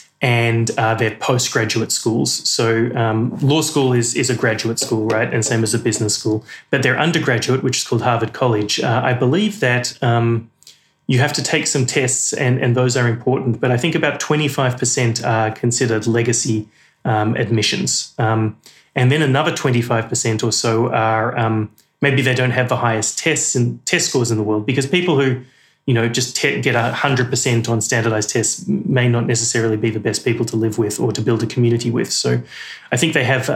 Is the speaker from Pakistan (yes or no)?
no; Australia; moved away; I'm as Australian as you could get, but then also British passport and British heritage.